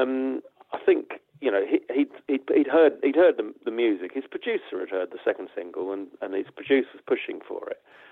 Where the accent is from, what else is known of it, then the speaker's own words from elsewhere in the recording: Watford, East of England, United Kingdom; we came from Watford and we didn't come from Liverpool or Manchester.